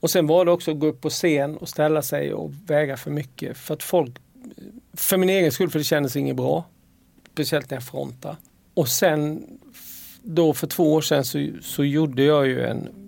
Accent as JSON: {"language": "Swedish", "region": "Halland County", "country": "Sweden", "said": "Men sen har vi fortfarande, vi är fortfarande från Harplinge och från Åled och från Simlångsdalen."}